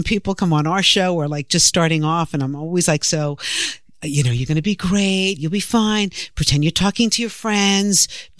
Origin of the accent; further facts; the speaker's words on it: New York City, New York, United States; accent: New York; I'm a New Yorker and I'm not going to take it. I live here. I was born here. I was raised here.